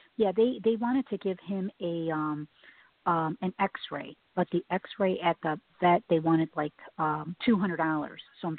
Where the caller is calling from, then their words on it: Chicago, Illinois, United States; I'm calling from Chicago.